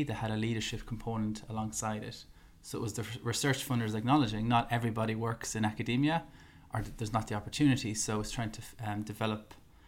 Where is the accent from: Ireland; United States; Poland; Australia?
Ireland; I'm an Irish man at first, and then I'm a dietitian